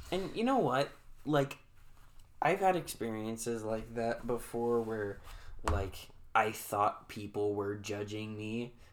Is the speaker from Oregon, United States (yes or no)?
yes; Salem, Monmouth, Oregon, United States; I was born in Salem and I came home and at that time my mom and dad lived at the Myers Towing Yard in Monmouth, Oregon.